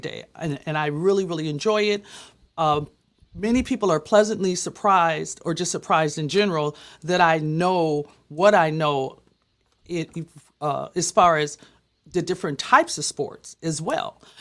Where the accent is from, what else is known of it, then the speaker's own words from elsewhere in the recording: Minneapolis, Minnesota, United States; I'm from Minneapolis